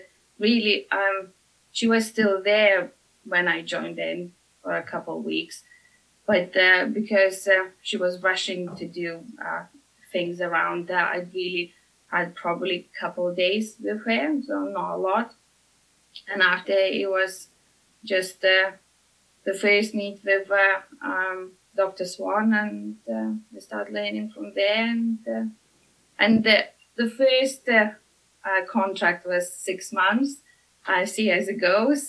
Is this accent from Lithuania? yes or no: yes; Lithuania; now in United Kingdom; originally I'm from Lithuania. So came to UK